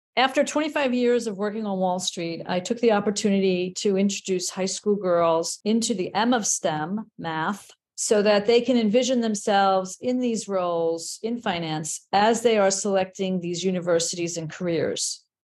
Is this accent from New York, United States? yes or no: yes; New York City, New York, United States; I grew up in the Bronx